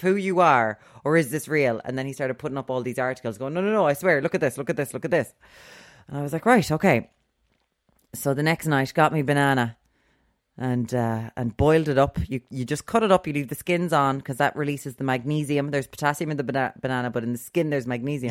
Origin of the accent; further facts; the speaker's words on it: Limerick, Munster, Ireland; we're from Limerick, we're the Wild West